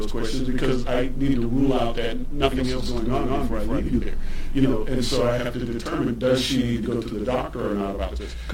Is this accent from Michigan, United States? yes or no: no; Charleston, South Carolina, United States; Charleston, South Carolina, my hometown